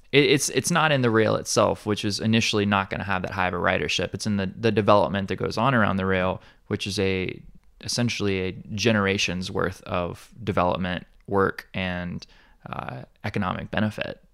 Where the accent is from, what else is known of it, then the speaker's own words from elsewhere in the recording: Alabama, United States; now in Hawaii, United States; I'm, I'm from Alabama originally